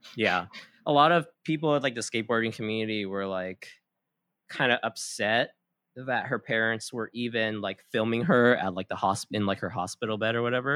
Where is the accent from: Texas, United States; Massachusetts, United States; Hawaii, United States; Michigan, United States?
Hawaii, United States; Kauai; moved away as an adult; also born or lived in San Diego; I was born and raised on Kauai. I moved to San Diego in twenty thirteen for school